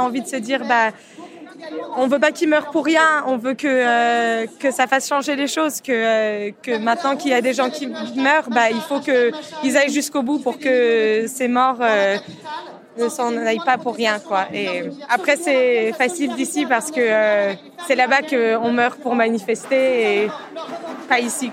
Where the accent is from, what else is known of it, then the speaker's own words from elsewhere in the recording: France; je suis née en France de parents iraniens qui ont émigré après la révolution islamique.